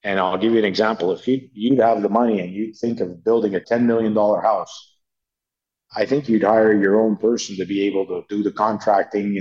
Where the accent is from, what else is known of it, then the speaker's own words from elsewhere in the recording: Canada; as a Canadian and a taxpayer